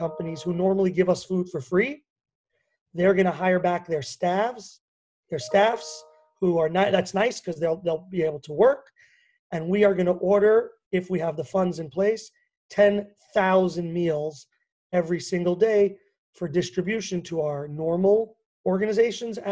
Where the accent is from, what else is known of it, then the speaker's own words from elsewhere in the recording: New York, United States; also born or lived in Washington; now in Israel; New York specifically, where I grew up, as you can probably hear. But although they say I don't have a strong New York accent